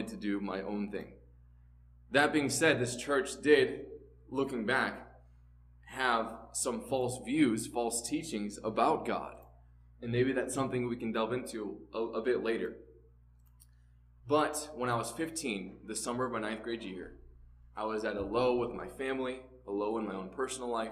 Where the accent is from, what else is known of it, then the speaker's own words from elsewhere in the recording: St. Louis, Missouri, United States; I grew up in St. Louis, Missouri